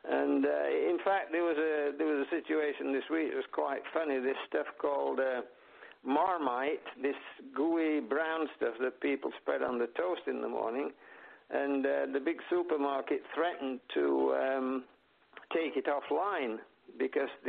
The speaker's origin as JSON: {"language": "English", "country": "France", "said": "my home country, France"}